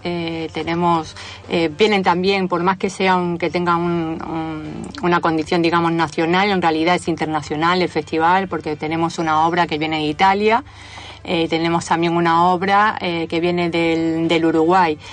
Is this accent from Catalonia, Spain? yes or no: no; Andalusia, Spain; moved away as an adult; now in Argentina; de Andalucía pero residente, residente de la Argentina de hace ocho años